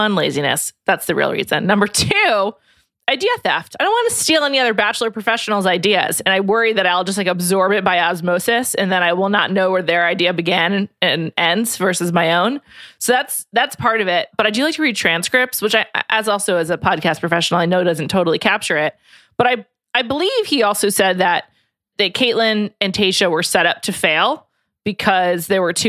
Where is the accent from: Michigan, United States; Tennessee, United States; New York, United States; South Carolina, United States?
New York, United States; New York City; Yeah, New York City.